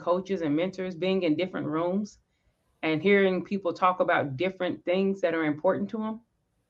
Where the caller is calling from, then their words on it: Dallas, Texas, United States; Dallas, Tejas, Dallas, Texas, the DFW area.